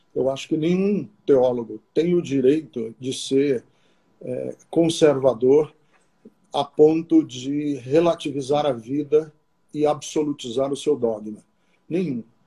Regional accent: Londrina, Paraná, Brazil; moved away; also born or lived in Fortaleza, Ceará / Garça, São Paulo; eu cresci uma boa parte da minha vida em Londrina, no Paraná, mas sou é, fui gerado em São Paulo, em Garça, em São Paulo, interior de São Paulo, e nasci em Fortaleza

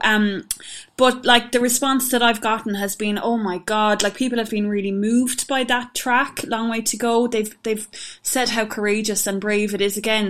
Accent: County Tipperary, Munster, Ireland; where I grew up in County Tipperary

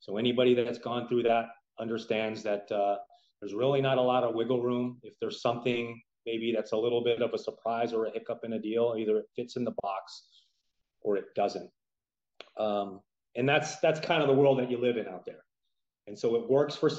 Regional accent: San Francisco Bay Area, California, United States; moved away as an adult; now in Las Vegas, United States; a native of California, born and raised in the San Francisco Bay Area

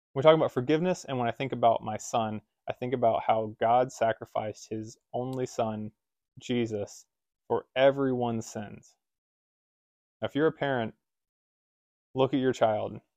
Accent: Illinois, United States; moved away; growing up in Illinois

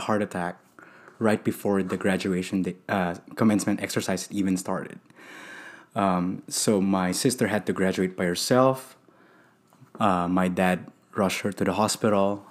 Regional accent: Philippines; also born or lived in Houston; now in Dallas, United States; I'm from the Philippines

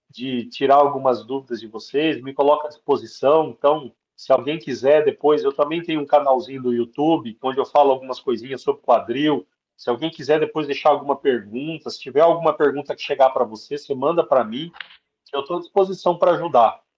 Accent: Campo Grande, Mato Grosso do Sul, Brazil; a minha família é do Mato Grosso do Sul. Eu sou de Campo Grande, Mato Grosso do Sul, e aprendi a fazer churrasco com gaúcho.

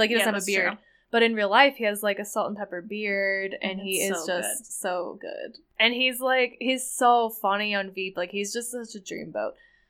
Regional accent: United Kingdom; And I'm British.

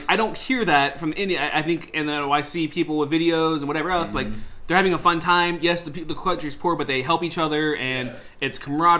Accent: United States; I'm an American in Egypt

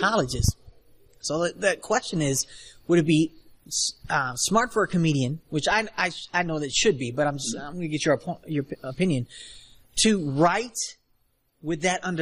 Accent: Chicago, Illinois, United States; moved away; I'm from Chicago

